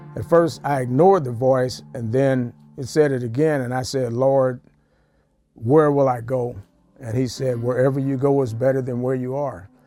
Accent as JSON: {"language": "English", "town": "Ferguson", "region": "Missouri", "country": "United States", "said": "I'm from Ferguson, Missouri."}